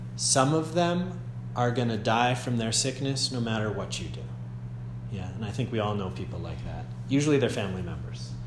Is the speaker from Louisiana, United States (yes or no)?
no; Andover, Massachusetts, United States; moved away as an adult; also born or lived in Germany; I'm from Andover, Massachusetts, originally and currently